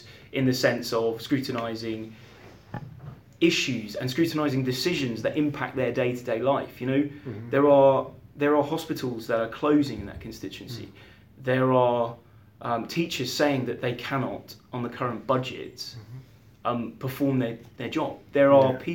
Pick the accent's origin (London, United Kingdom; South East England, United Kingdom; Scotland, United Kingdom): South East England, United Kingdom; Beaconsfield; also born or lived in Cairo; I grew up in Beaconsfield and I lived briefly abroad. So I lived in Cairo for 3 years.